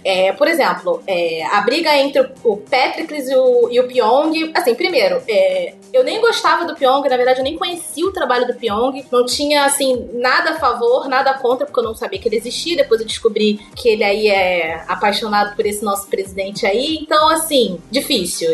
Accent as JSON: {"language": "Portuguese", "region": "Rio de Janeiro", "country": "Brazil", "said": "eu sou carioca"}